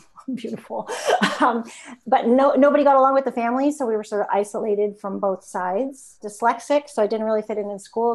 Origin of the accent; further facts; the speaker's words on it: Toronto, Ontario, Canada; I grew up in Toronto, Canada, downtown.